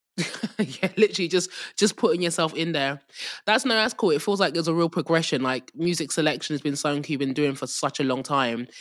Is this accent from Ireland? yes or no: no; England, United Kingdom; accent: English; with my English accent